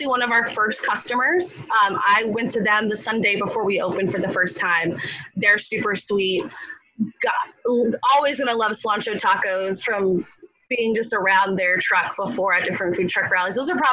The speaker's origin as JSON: {"language": "English", "region": "South Florida", "country": "United States", "moved": "as an adult", "lives_now": "Gainesville, United States", "said": "I'm from South Florida, where my old place where I'm from would have food truck rallies on Fridays"}